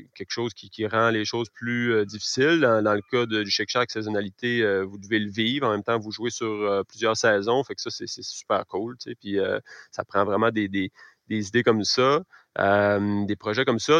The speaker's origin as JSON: {"language": "French", "town": "Caplan", "region": "Quebec", "country": "Canada", "tie": "born or raised there", "also_born_or_lived": "Rosemont, Montreal", "moved": "yes", "said": "je suis natif de Caplan. Je suis revenu euh, m'établir ici il y a deux ans"}